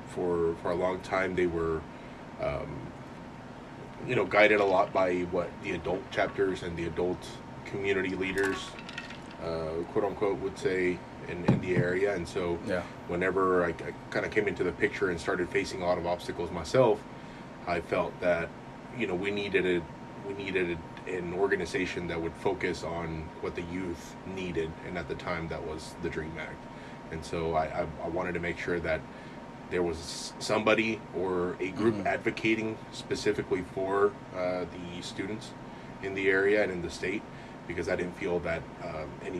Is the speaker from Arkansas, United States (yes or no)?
yes; Arkansas, United States; we're from Arkansas, and Arkansas is a natural state